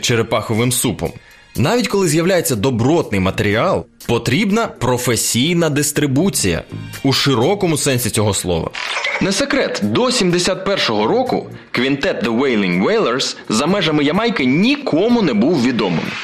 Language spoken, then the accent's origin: Ukrainian; Ukraine; у нас в Україні